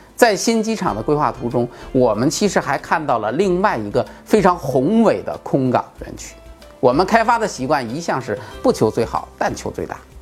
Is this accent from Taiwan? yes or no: no; Bohai Sea coast, China; 我的家乡就在渤海边儿上